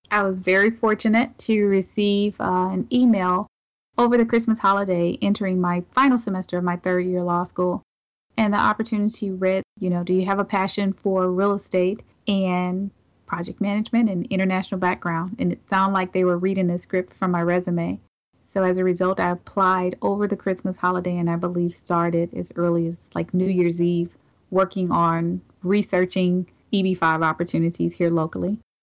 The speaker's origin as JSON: {"language": "English", "town": "St. Louis", "region": "Missouri", "country": "United States", "tie": "born or raised there", "said": "being born and raised here in Saint Louis"}